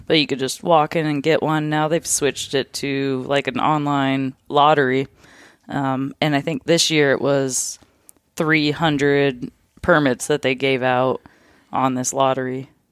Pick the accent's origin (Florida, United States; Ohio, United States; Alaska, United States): Alaska, United States; Fairbanks; also born or lived in North Pole, Alaska; I'm from Fairbanks slash North Pole, kinda grew up in between